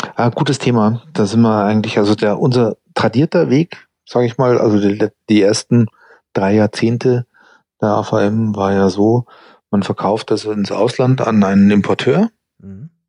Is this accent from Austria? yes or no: no; United States; moved away as an adult; now in Germany; ich bin ja in Amerika zur Schule gegangen und eben dort auch äh, Studium